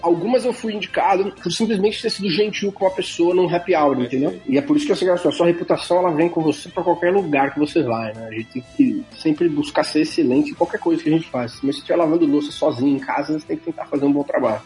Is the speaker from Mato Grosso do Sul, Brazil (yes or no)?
no; São Paulo, Brazil; moved away as an adult; now in Silicon Valley, United States; Eu sou nascido e criado em São Paulo, capital